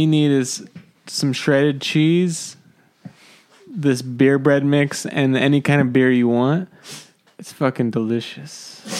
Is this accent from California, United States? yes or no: yes; San Jose, California, United States; I'm from San Jose. There's like a Sharks beer.